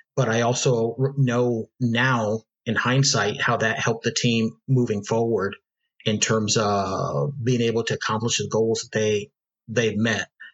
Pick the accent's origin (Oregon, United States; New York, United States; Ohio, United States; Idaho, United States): Ohio, United States; also born or lived in Seville, Spain; now in Houston, United States; I grew up in Ohio.